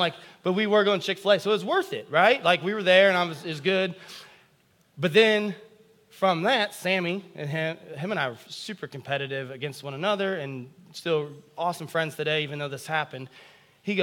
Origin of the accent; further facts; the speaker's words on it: United States; as American Christians